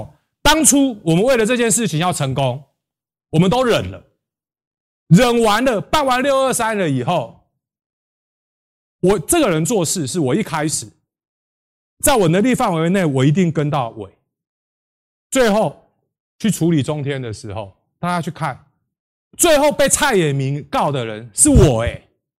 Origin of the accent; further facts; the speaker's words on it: Taiwan; 我们都是台湾人，都是为了台湾。